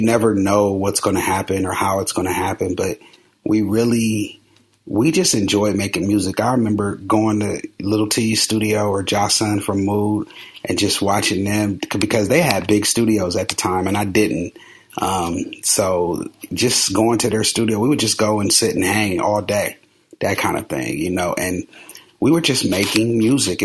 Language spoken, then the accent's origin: English; Columbus, United States; I'm from Columbus. So there was a little record store in our neighborhood called Roberts Records.